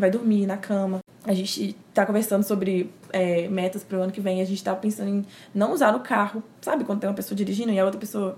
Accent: Timóteo, Minas Gerais, Brazil; accent: mineiro; also born or lived in Belo Horizonte; eu sou de Minas Gerais, temos aí um pouco de sotaque mineiro.

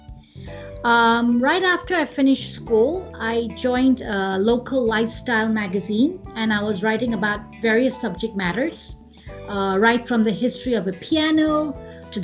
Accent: Hong Kong; moved away as an adult; now in India; I was born and brought up in Hong Kong, and majority of my schooling has taken place

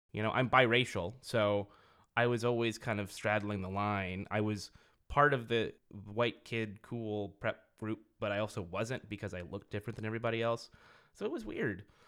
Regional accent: Merced, California, United States; I grew up in Merced, which is a small town in Central California

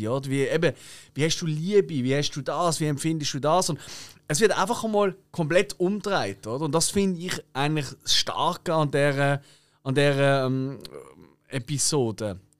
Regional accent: Basel, Basel-Stadt, Switzerland; wir in Basel

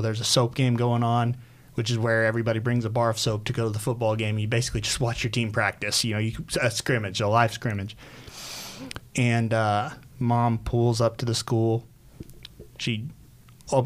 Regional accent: Southern Illinois, United States; now in West Chester, PA, United States; I was born in Southern Illinois, about 6 hours south of Chicago

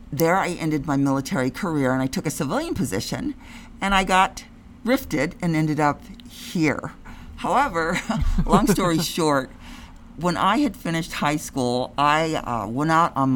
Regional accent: Ohio, United States; I came all the way from Ohio to go to this paradise.

